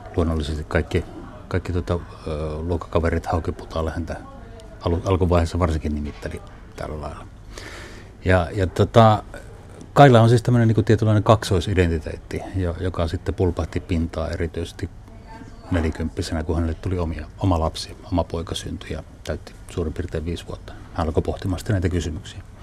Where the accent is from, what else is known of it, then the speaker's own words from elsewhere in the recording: Haapavesi, North Ostrobothnia, Finland; moved away as an adult; also born or lived in Kuusamo; now in Oulu, Finland; Sitten mä oon muuttanut Haapavedelle, joka on Pohjois-Pohjanmaata. Yksivuotiaasta asunut siellä niin kuin parikymppiseksi, minkä jälkeen muutin sitten Ouluun